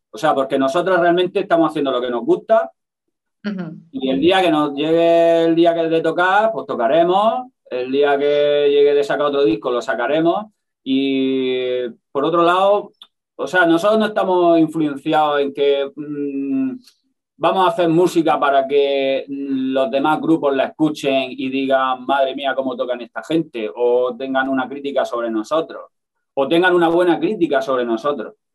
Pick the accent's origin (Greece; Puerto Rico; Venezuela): Greece; Spanish is a second language; bueno, pues yo soy griego y la verdad es que yo no, no, tocaba ese estilo de música.